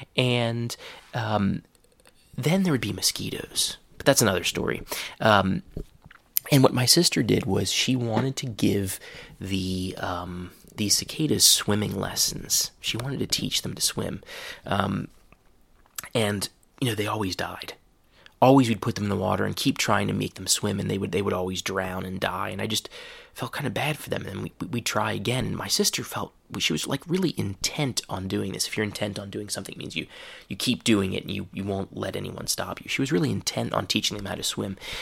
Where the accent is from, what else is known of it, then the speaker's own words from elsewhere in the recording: Ohio, United States; moved away; I'm in my hometown